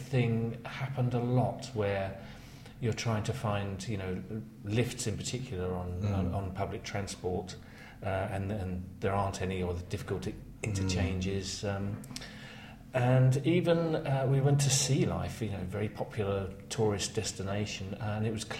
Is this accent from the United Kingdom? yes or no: yes; London, United Kingdom; as a Londoner